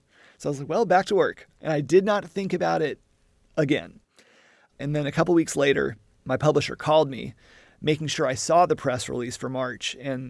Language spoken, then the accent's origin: English; Southern United States, United States; But also, yeah, being a Southerner and being geographically very familiar with Alabama, Tennessee, Mississippi